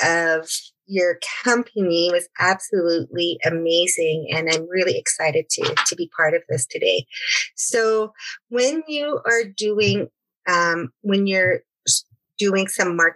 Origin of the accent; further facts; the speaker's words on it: Blood Tribe, Alberta, Canada; I am from the Blood Tribe